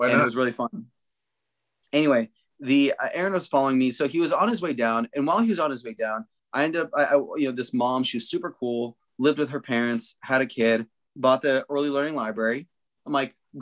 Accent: Southern Arizona, United States; I'm from there, right? So I'm from Southern Arizona

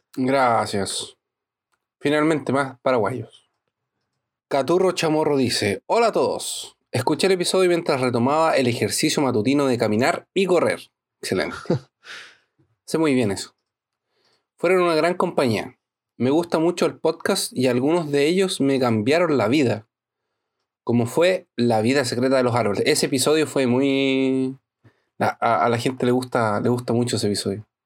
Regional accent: La Serena, Coquimbo, Chile; now in Brazil; Yo viví toda mi infancia en La Serena.

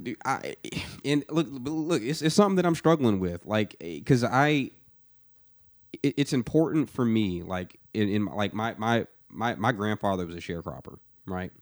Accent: Atlanta, Georgia, United States; moved away as an adult; now in Nashville, United States; somebody that grew up in the metro Atlanta area

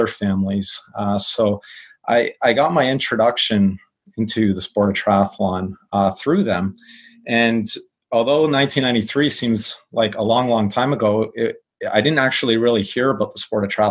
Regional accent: Windsor, Ontario, Canada; I grew up in Windsor up until age 30

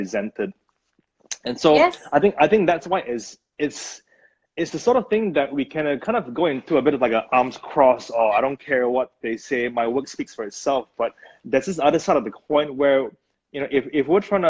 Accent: Brunei; moved away; there's a phrase that we use back where I grew up. I'm from Brunei, by the way, from Brunei

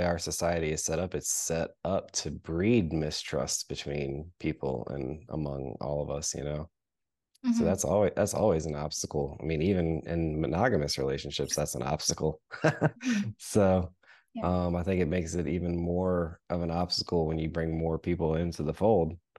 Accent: United States; as an American kid

